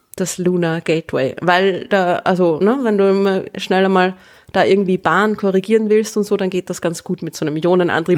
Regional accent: Vienna, Austria; als gebürtige Wienerin

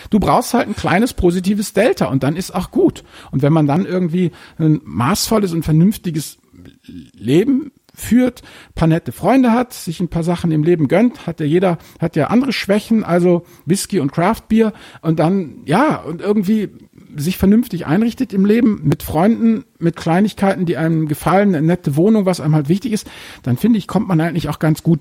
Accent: Hamburg, Germany; ich muss jetzt hier mal als Hamburger doch mal hier ein maritimes Beispiel bringen.

